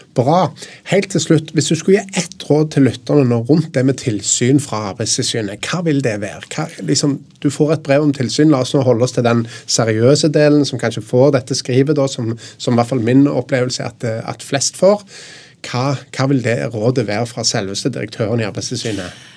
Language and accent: Norwegian; Stavanger, Rogaland, Norway; Jeg er jo fra Stavanger, der det er mye oljebransje.